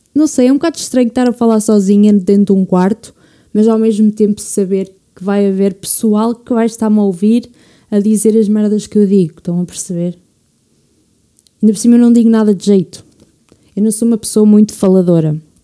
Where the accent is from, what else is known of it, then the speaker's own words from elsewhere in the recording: Portugal; quero ficar cá em Portugal, apesar do país que é, mas já, tipo, já pensei em migrar, mas acho que no fundo acho que ia sentir muito, muita falta de Portugal. Portugal é a minha casa